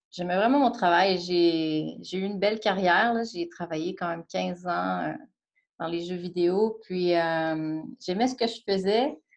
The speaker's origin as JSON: {"language": "French", "town": "Sainte-Foy", "region": "Quebec", "country": "Canada", "tie": "born or raised there", "also_born_or_lived": "Montreal", "said": "viens de Sainte-Foy."}